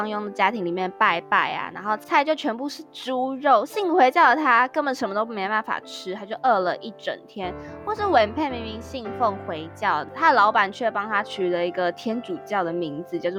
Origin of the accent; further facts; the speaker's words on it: Taichung, Taiwan; 我们一个台中人啊，我是台中人